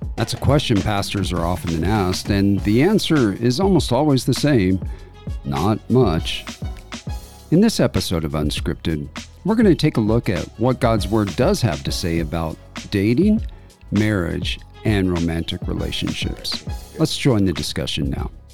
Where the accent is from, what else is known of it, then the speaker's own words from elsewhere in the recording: Denver, Colorado, United States; moved away as an adult; I grew up in Denver